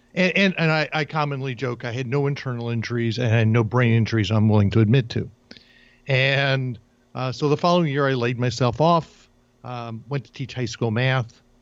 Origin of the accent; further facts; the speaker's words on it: New Jersey, United States; moved away; I grew up in New Jersey in an entirely Jewish community